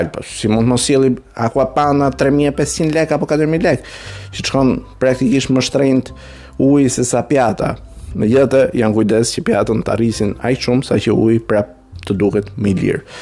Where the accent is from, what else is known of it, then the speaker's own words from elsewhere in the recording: Albania; jam shqiptare